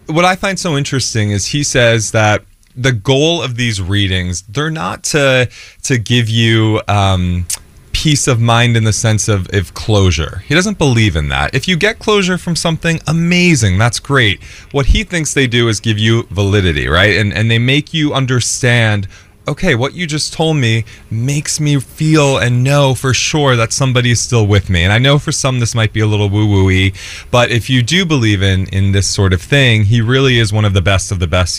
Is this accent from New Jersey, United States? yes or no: yes; Jersey Shore, New Jersey, United States; I'm from the Jersey Shore.